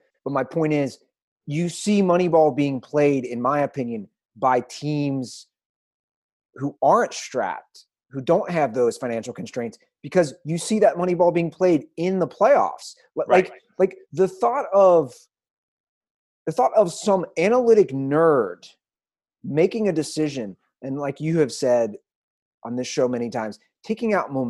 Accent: Cincinnati, Ohio, United States; my hometown Reds

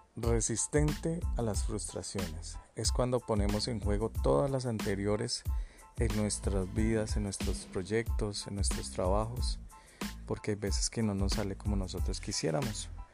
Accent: Colombia; Como buenos colombianos

